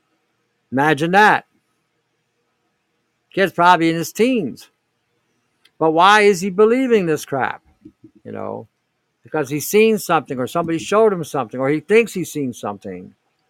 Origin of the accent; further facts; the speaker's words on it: Canada; I'm saying this as a Canadian